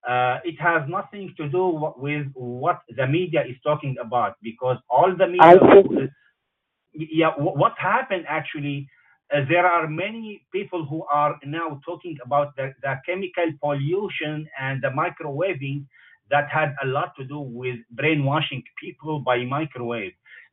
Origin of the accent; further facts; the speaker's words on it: Damascus, Damascus Governorate, Syria; now in Toronto, Canada; I'm originally from Syria, from Damascus, Syria.